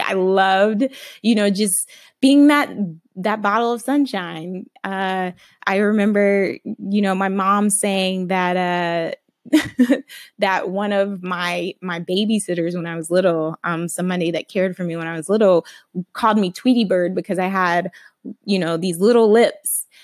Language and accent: English; Alabama, United States; I grew up Christian in Alabama